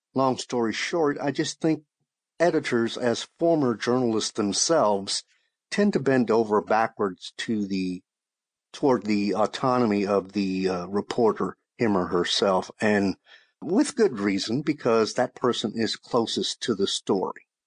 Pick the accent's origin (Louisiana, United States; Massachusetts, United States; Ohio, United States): Louisiana, United States; Shreveport; moved away as an adult; now in Austin, United States; my hometown paper in Shreveport, Louisiana